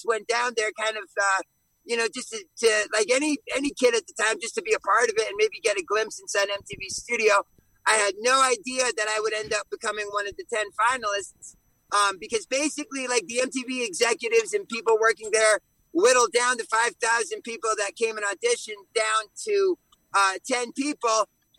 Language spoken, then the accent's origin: English; Connecticut, United States; we're originally from the East Coast, from Connecticut.